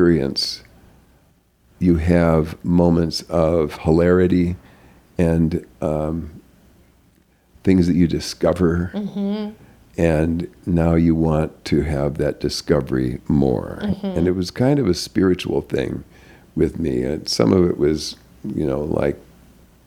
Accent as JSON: {"language": "English", "region": "North Dakota", "country": "United States", "tie": "born or raised there", "also_born_or_lived": "Arizona / Los Angeles", "moved": "as an adult", "said": "I was a hick from North Dakota."}